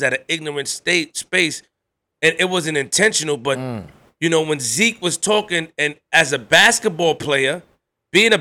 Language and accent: English; New York City, New York, United States; the way I grew up in Queens